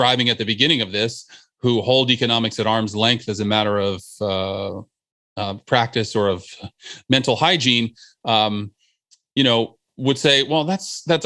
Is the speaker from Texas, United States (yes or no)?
no; New Jersey, United States; the place where I grew up in New Jersey